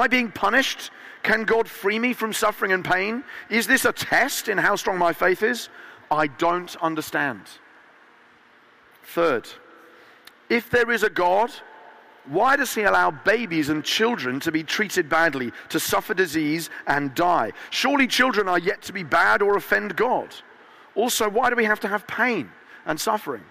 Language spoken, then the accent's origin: English; Eastbourne, South East England, United Kingdom; my hometown of Eastbourne.